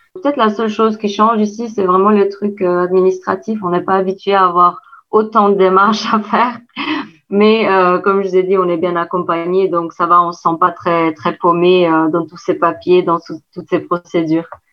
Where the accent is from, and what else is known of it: Kosovo; French is a second language; moved away as an adult; now in Caen, France